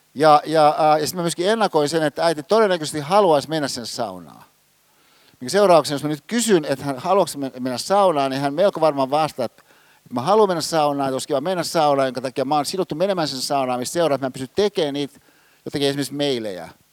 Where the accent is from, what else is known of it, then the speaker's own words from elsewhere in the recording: Hyvinkää, Uusimaa, Finland; Hyvinkäällä, missä mä oon kotosin, siinä mun kotitalossa